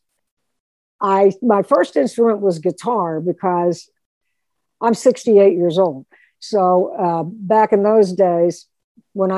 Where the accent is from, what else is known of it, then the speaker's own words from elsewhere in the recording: Pittsburgh, Pennsylvania, United States; I'm a Pittsburgh girl, born and raised in Pittsburgh